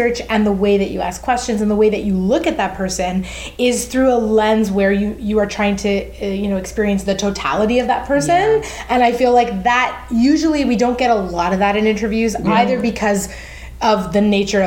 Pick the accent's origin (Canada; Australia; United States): Canada; Woodbridge, Ontario; I grew up in Woodbridge, Ontario. My family's Italian